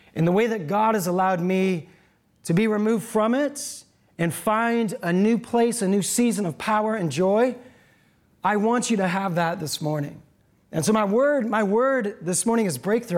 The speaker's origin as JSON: {"language": "English", "town": "Seattle", "region": "Washington", "country": "United States", "said": "I'm from Seattle."}